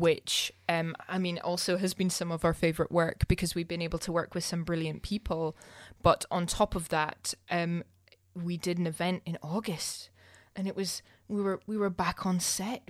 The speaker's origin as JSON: {"language": "English", "region": "Scotland", "country": "United Kingdom", "said": "I'm too Scottish"}